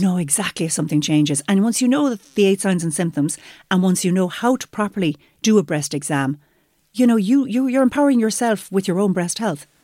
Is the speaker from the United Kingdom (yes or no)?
no; Limerick, Munster, Ireland; I'm from Limerick